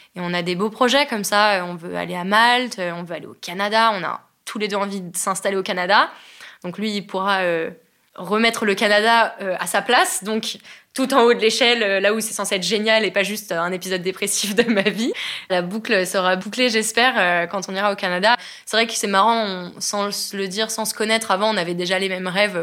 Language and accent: French; France; je suis française